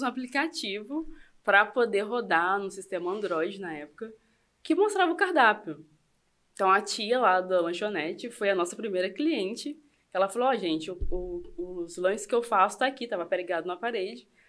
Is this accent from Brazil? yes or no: yes; Itaperuna, Rio de Janeiro, Brazil; moved away as an adult; also born or lived in Campos dos Goytacazes; now in Cabo Frio, Brazil; Nascida e criada em Itaperuna, fui para Campos nessa época